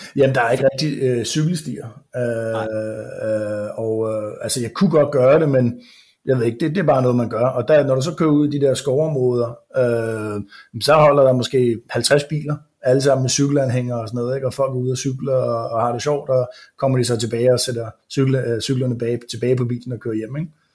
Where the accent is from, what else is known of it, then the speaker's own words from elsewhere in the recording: Denmark; moved away as an adult; now in United States; som dansker